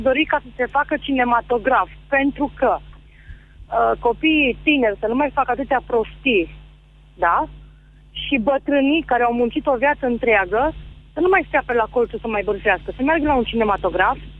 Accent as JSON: {"language": "Romanian", "town": "Timișoara", "region": "Timiș County", "country": "Romania", "said": "sunt din Timișoara și uh, eu stau la sat"}